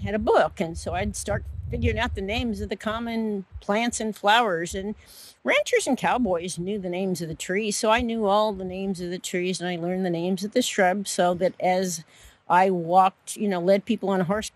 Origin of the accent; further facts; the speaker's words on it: Fresno, California, United States; I was born and raised in Fresno, fourth generation